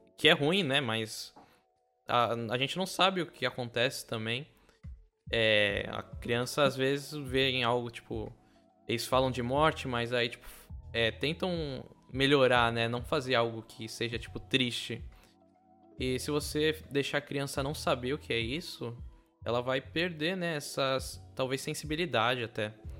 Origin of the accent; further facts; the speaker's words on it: São Vicente, São Paulo, Brazil; eu sou de São Vicente, que é perto de Santos